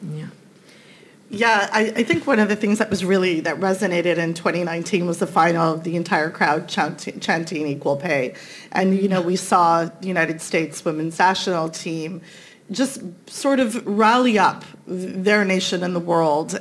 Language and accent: English; Canada; I'm Canadian